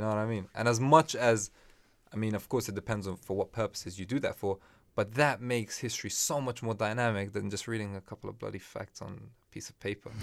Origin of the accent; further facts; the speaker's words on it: Afghanistan; moved away; I'm from Afghanistan